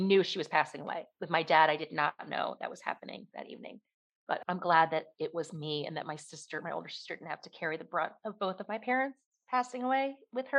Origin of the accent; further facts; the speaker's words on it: outside Philadelphia, Pennsylvania, United States; now in Kentucky, United States; I grew up outside Philadelphia